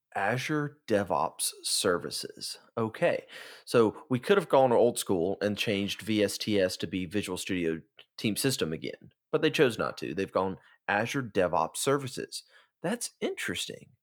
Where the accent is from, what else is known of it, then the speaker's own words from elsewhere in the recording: Tupelo, Mississippi, United States; I am from Tupelo, Mississippi